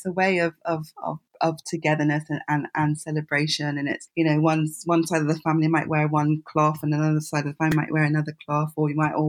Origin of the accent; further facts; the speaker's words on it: Nigeria; I'm Nigerian myself, so I've grown up with fabric